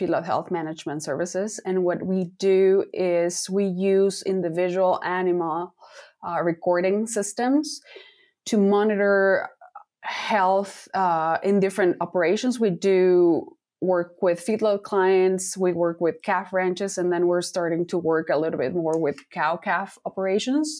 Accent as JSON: {"language": "English", "region": "Mexico City", "country": "Mexico", "tie": "born or raised there", "also_born_or_lived": "Kansas / Iowa", "moved": "as an adult", "said": "Was born and raised in one of the largest cities in the world. I'm from Mexico City, and I went to veterinary school there."}